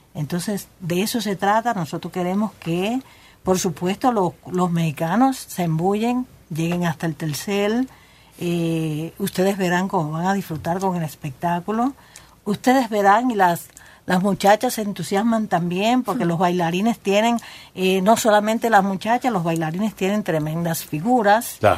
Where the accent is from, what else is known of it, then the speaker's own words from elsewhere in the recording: Cuba; Todos vienen de Cuba, todos somos cubanos.